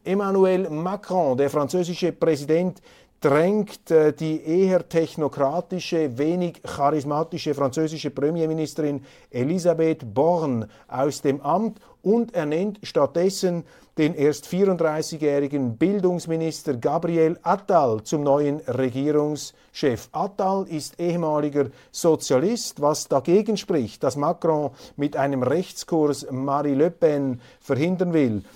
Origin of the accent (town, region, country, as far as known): Switzerland; accent: Swiss German